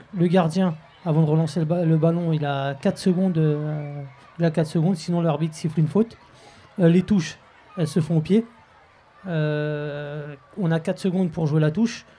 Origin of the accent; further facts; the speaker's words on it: Clichy-sous-Bois, Île-de-France, France; also born or lived in Montfermeil; mes parents sont nus très tôt, du moins à Clichy-sous-Bois, dans les années 70